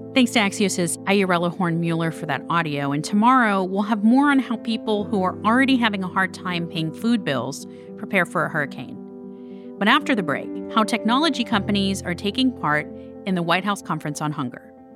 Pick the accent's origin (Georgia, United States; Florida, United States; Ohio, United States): Florida, United States; Miami; I'm from Miami.